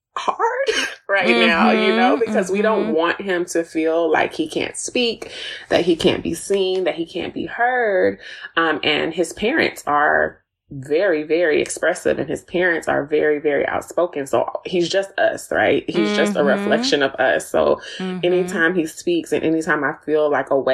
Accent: Texas, United States; also born or lived in Tennessee; now in Atlanta, United States; I was born in Tennessee, raised in Texas, and now I live in a suburb of Atlanta. So I'm a Southerner through and through

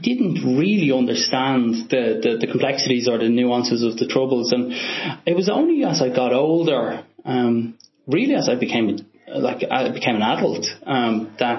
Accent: Dublin, Leinster, Ireland; accent: Dublin; also born or lived in Cork, Ireland; I grew up in Blanchardstown.

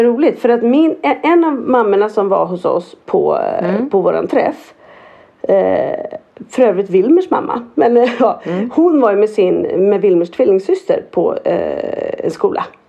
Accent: Norrland, Sweden; jag som norrlänning

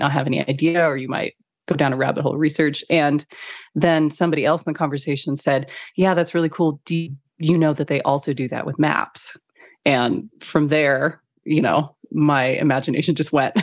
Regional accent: Phoenix, Arizona, United States; moved away; also born or lived in Beijing / Kuala Lumpur / London / Los Angeles; I grew up in Phoenix, Arizona

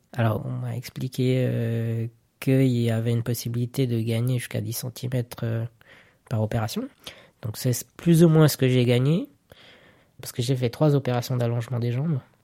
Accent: Zurich, Switzerland; je suis né à Zurich

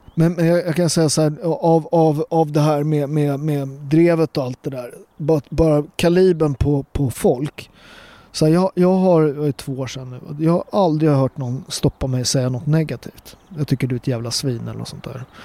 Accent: Sweden; born or raised there

